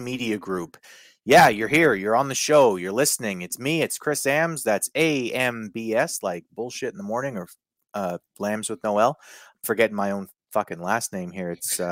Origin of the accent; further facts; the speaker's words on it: Canada; I'm Canadian